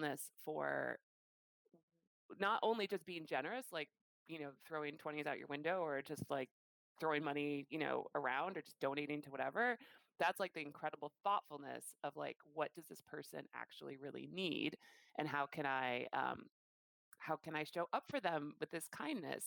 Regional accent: Chicago, Illinois, United States; moved away; I am from Chicago and I grew up in downtown Chicago

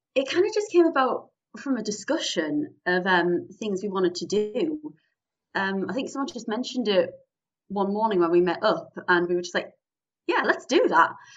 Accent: Newcastle upon Tyne, North East England, United Kingdom; I am from the lovely city of Newcastle upon Tyne, northeast England

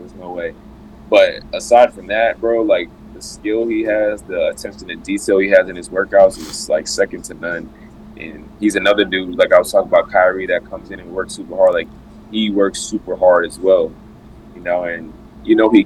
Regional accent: Providence, Rhode Island, United States; moved away; play for my hometown

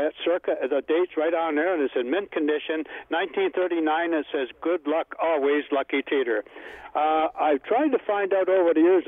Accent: Toronto, Ontario, Canada; now in Sarnia, Canada; I was a kid growing up in Toronto

